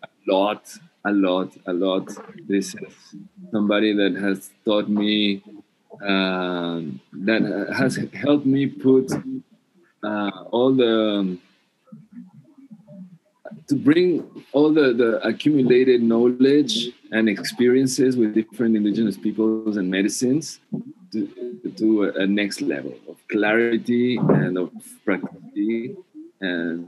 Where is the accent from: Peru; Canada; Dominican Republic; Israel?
Peru; I'm from Peru